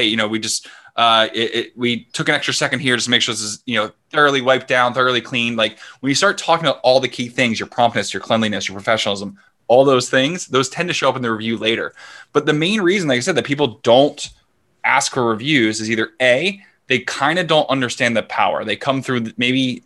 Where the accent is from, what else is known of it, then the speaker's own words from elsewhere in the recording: Philadelphia, Pennsylvania, United States; moved away as an adult; now in Vancouver, Canada; I'm from Philadelphia.